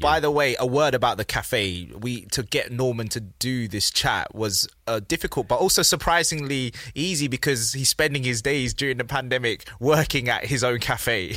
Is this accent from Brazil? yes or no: no; London, United Kingdom; I grew up in South London